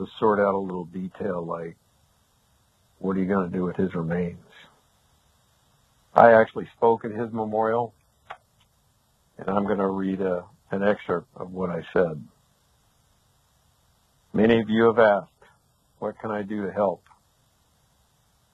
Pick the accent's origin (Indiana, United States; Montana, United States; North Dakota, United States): Montana, United States; now in Arizona, United States; I actually grew up in Montana. I live in Arizona now, but I grew up in Montana